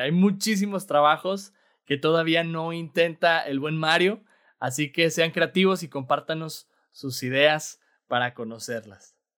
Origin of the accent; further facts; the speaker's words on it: Mexico; nosotros como mexicanos